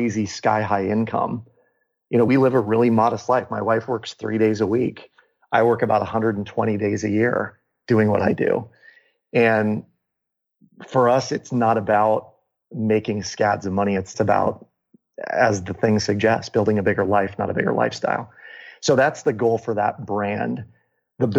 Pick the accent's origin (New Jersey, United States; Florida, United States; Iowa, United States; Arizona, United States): Iowa, United States; Des Moines; my hometown in Des Moines, Iowa